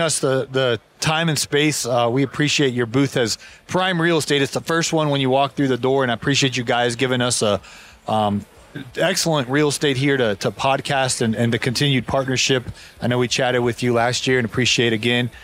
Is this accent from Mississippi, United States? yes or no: no; Ohio, United States; now in Georgia, United States; I moved to Georgia to get away from it. I grew up in Ohio